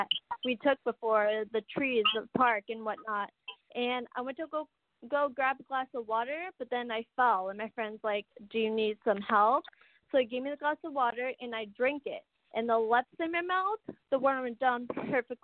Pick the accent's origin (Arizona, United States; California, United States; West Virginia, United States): Arizona, United States; I was born in Arizona